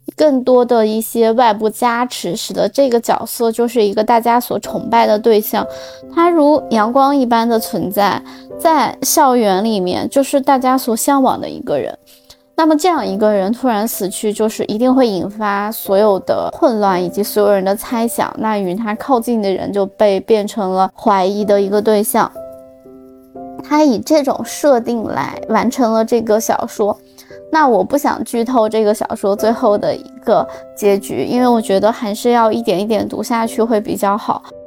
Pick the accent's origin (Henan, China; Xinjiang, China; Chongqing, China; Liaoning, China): Xinjiang, China; now in Milan, Italy; 我是新疆的嘛